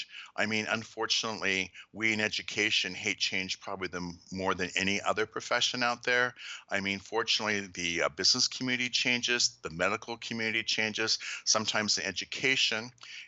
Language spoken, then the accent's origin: English; Salt Lake City, Utah, United States; I was born and raised in Salt Lake City, and I'm not Mormon